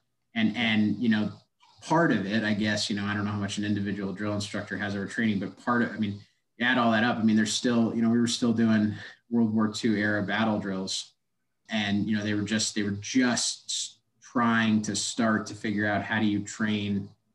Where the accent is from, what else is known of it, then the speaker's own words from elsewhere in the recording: East Central Massachusetts, United States; also born or lived in Worcester, Massachusetts; I'm from Massachusetts originally. Was born in Worcester, Massachusetts, and grew up in East Central Massachusetts